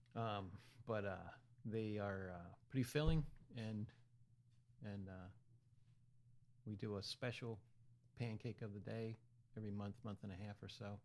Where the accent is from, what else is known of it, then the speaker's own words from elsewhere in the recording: Hanover, Pennsylvania, United States; moved away as an adult; also born or lived in College Park, Maryland; now in Easton, United States; I'm from Central P- South Central PA, uh, okay, uh, Hanover, Pennsylvania, near Gettysburg